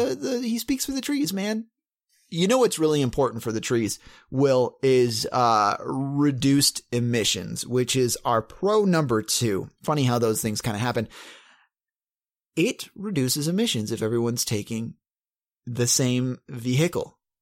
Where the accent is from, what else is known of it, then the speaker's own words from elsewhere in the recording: Bump Hill, South Carolina, United States; And this is in my hometown, your hometown too. We come from Bump Hill, South Carolina.